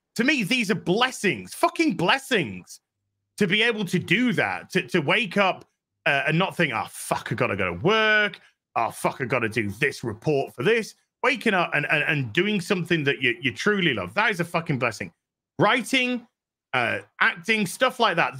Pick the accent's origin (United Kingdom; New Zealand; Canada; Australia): New Zealand; New Zealander